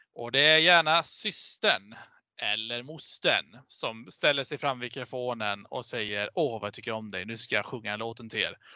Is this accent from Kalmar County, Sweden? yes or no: yes; Vimmerby, Kalmar County, Sweden; jag är från Småland